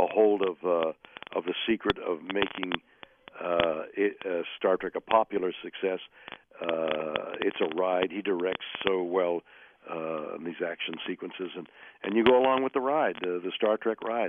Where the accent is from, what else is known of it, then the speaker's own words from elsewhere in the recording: Montreal, Quebec, Canada; moved away as an adult; now in United States; I'm Canadian, and I'd been acting all my life in amateur theater in Montreal from a very young age on